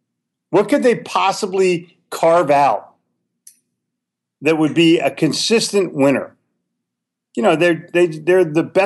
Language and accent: English; Charlotte, North Carolina, United States; they're right here in my hometown of Charlotte.